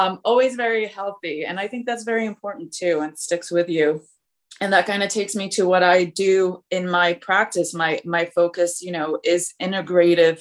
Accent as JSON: {"language": "English", "country": "Poland", "tie": "born or raised there", "moved": "yes", "said": "I was born in Poland. I came over when I was younger"}